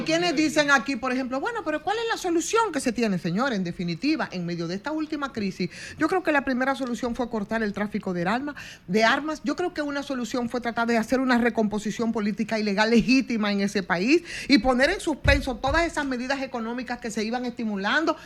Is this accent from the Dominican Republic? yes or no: yes; Dominican Republic; nosotros como dominicanos